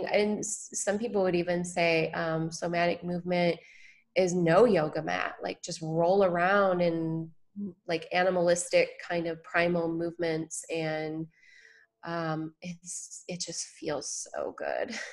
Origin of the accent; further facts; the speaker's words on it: Michigan, United States; now in San Diego, United States; I grew up in Michigan